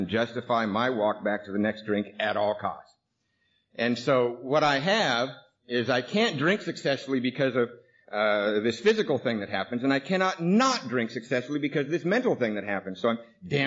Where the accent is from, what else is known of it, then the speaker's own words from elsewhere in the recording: Seattle, Washington, United States; we lived in Seattle. Actually, I grew up in Ballard